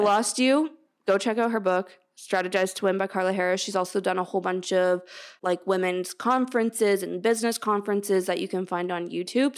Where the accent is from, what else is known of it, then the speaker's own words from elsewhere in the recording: Canada; I'm Canadian